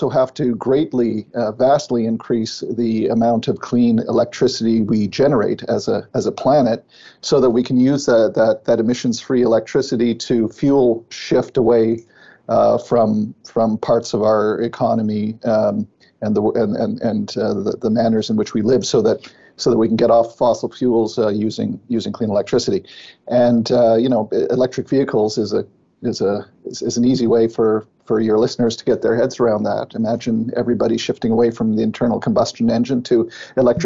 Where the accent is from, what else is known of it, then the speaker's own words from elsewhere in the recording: Ottawa, Ontario, Canada; I'm from Ottawa, born and raised in Ottawa